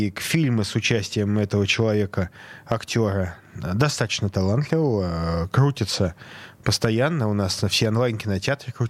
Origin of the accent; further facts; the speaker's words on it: Saint Petersburg, Russia; Я из Санкт-Петербурга